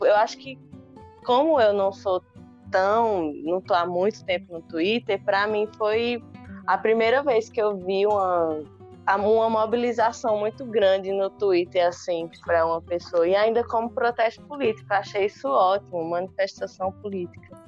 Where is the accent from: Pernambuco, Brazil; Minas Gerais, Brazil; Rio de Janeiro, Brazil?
Pernambuco, Brazil; Cabrobó; eu sou aqui do interior, né? Nascida em Cabrobó